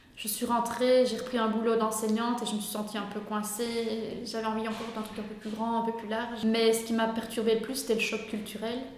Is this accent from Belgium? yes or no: yes; Belgium; je viens d'Urbouy, une petite commune